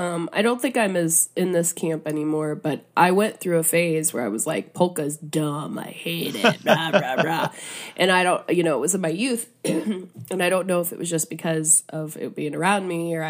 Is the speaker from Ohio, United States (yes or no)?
yes; Ohio, United States; But where I'm originally from Northeast Ohio, a lot of radio stations play polka, particularly their my college radio station.